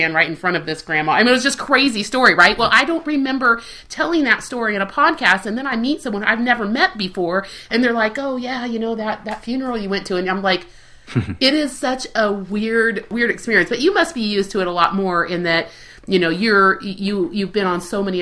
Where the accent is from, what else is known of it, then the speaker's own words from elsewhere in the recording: Spain; also born or lived in Southern California; now in Kansas, United States; I grew up in Spain